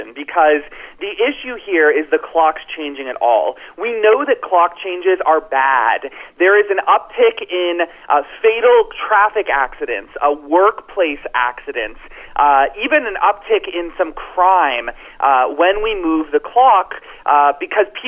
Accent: Florida, United States; my home state of Florida

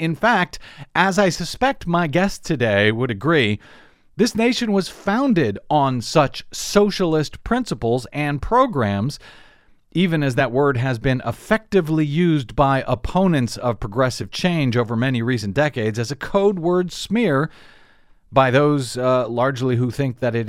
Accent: Missouri, United States; moved away; It is my home state of Missouri. I was born and raised there.

